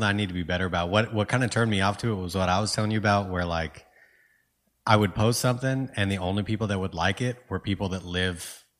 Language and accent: English; California, United States; Dude, I grew up like mostly in California.